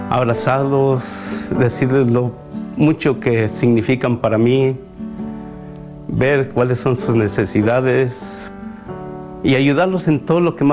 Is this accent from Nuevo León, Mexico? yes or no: no; Puebla, Mexico; now in United States; soy del estado de Puebla. Tengo aproximadamente, voy a ser 36 años que llegué a este país.